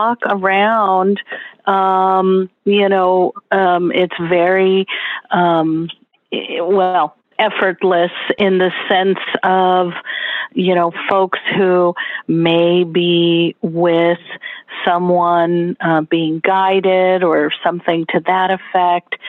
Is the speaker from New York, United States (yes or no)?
no; Los Angeles, California, United States; now in Pasadena, United States; I am from Los Angeles, California